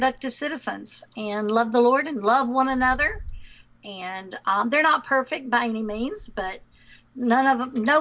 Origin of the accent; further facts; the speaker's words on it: Winnsboro, Louisiana, United States; accent: southern; also born or lived in Kentucky; God called us back to my hometown in Winsboro, Louisiana